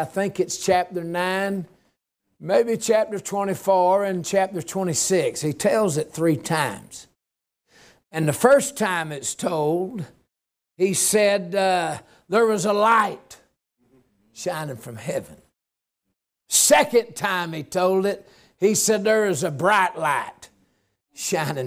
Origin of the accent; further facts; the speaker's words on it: Georgia, United States; I'm from Georgia